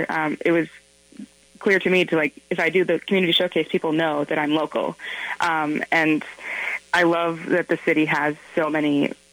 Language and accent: English; Minnesota, United States; moved away as an adult; also born or lived in Washington, D.C.; I am from Minnesota, and I moved away. I was in Washington, D.C. for about 8 years